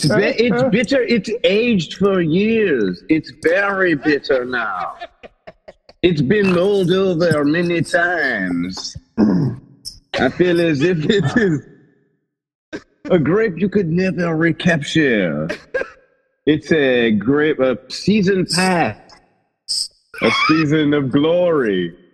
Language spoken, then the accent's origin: English; Grand Rapids, Michigan, United States; I'm from Grand Rapids, Michigan.